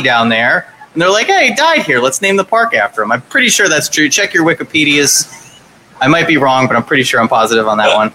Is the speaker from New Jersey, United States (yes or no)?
yes; Highlands, New Jersey, United States; the Chubby Pickle in, in Highlands, my hometown.